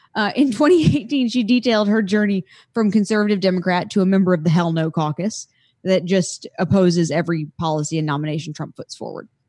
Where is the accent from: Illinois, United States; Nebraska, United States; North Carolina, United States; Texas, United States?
North Carolina, United States; I come from North Carolina